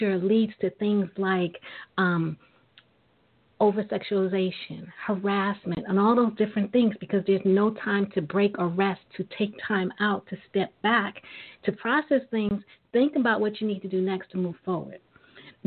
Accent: New York City, New York, United States; I was born and raised in Brooklyn, New York

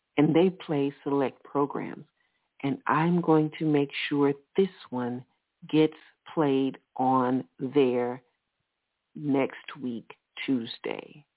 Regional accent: Alabama, United States; I'm from Alabama

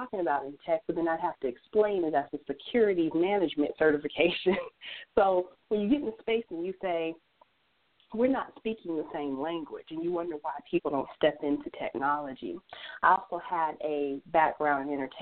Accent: Colorado, United States; I come from Colorado

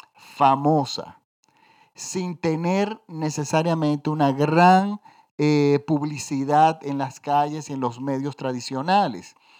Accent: Dominican Republic; en mi país, yo vivo en la República Dominicana

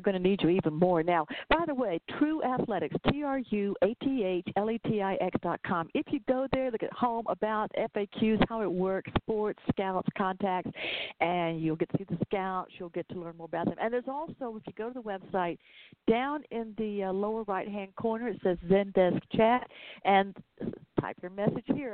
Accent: Georgia, United States; accent: southern; here in Georgia, where I am

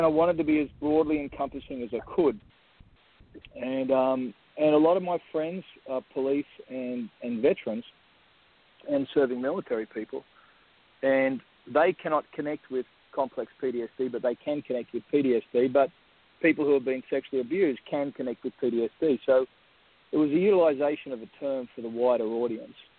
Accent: Australia; I'm Australian Aboriginal

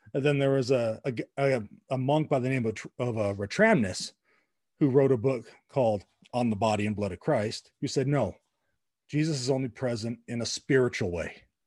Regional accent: La Puente, California, United States; right down the street from where I grew up in La Puente, California

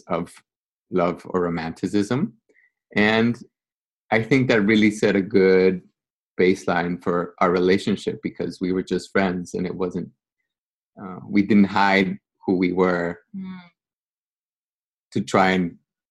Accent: Guatemala City, Guatemala Department, Guatemala; moved away as an adult; now in New York, United States; I was born and raised in Guatemala, small third world country

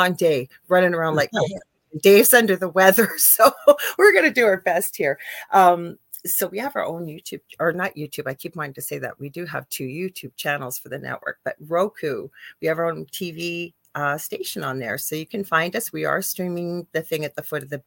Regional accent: Canada; I am a Canadian spiritual a psychic medium

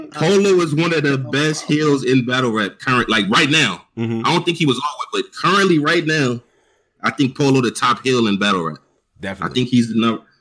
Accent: California, United States; I'm from I'm from uh I'm from Cali.

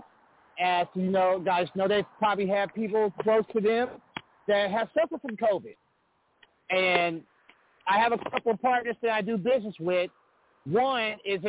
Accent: Olathe, Kansas, United States; I'm calling from my hometown here in Olathe, Kansas, outside of Kansas City

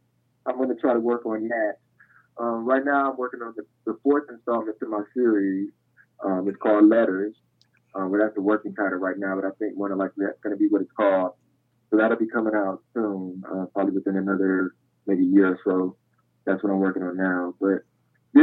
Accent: Detroit, Michigan, United States; born or raised there; moved away

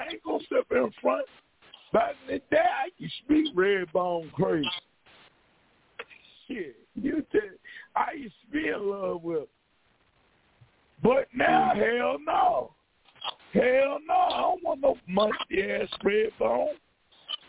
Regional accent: Virginia, United States; I'm from Virginia.

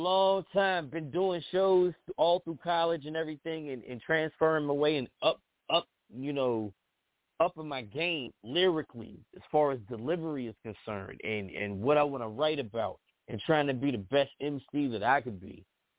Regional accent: East Coast, United States; I'm from the East Coast, but, you know, part of my history is being influenced by the West Coast, too.

